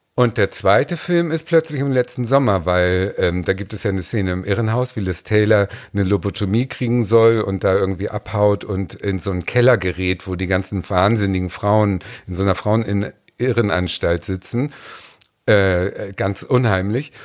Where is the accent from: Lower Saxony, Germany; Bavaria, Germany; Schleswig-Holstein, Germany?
Schleswig-Holstein, Germany; near Ahrensburg; Ich bin ja geboren in der Nähe von Ahrensburg